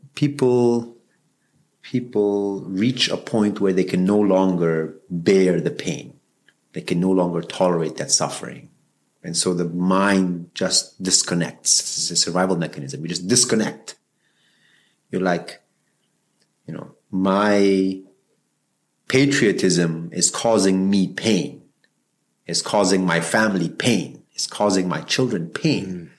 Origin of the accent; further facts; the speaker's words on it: Peshawar, Khyber Pakhtunkhwa, Pakistan; also born or lived in Afghanistan; now in Canada; I was born in Pakistan during the peak of the Soviet invasion and the war. And so I grew up in an extremely intense environment